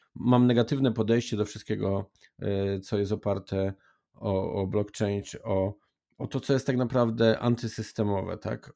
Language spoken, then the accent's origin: Polish; Silesian Voivodeship, Poland; U nas na Śląsku